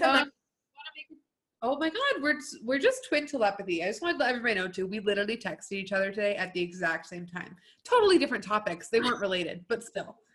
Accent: United States; we're American

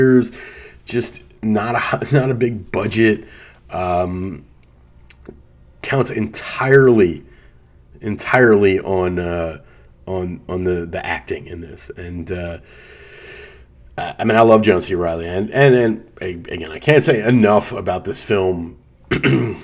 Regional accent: Atlantic City, New Jersey, United States; I grew up in Atlantic City

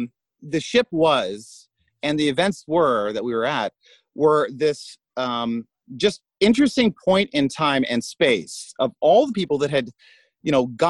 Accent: United States; because he's American. I'm American too. I just make us look bad.

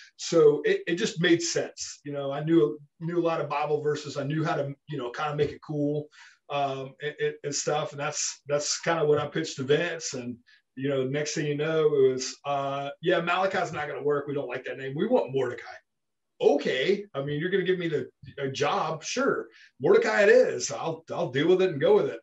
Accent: Memphis, Tennessee, United States; growing up in Memphis

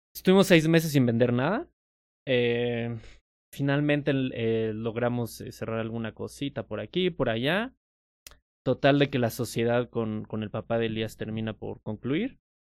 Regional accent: Metepec, State of Mexico, Mexico; Yo crecí en Metepec, no crecí en Ciudad de México

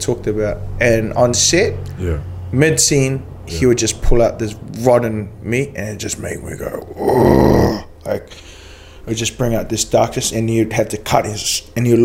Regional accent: New Zealand; accent: New Zealander; I forgot how to speak New Zealander.

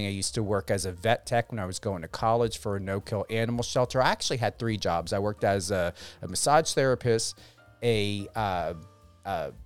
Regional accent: New Jersey, United States; also born or lived in Denver; Camden, New Jersey, my home state

